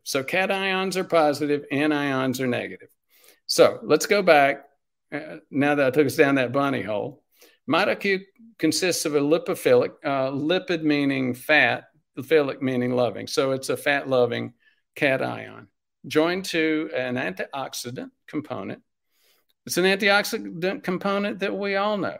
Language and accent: English; Spartanburg, South Carolina, United States; I'm from South Carolina. I'm from the coun-, sort of from the country, the suburbs, Sm-, Spartanburg.